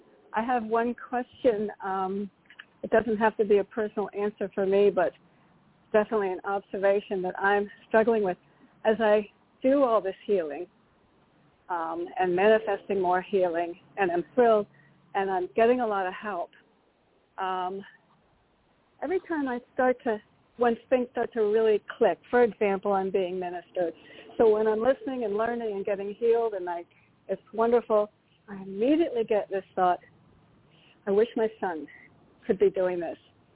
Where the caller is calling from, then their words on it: Connecticut, United States; Hi, this is … from Connecticut.